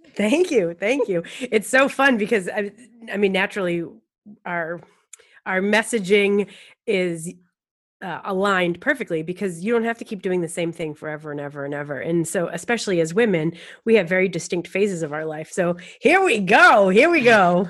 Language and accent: English; Lakes region of New Hampshire, United States; I'm from the Lakes region of New Hampshire